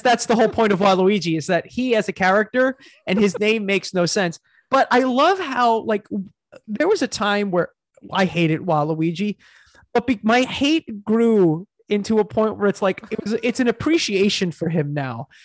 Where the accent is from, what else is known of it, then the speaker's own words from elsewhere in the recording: Long Island, New York, United States; we're from Long Island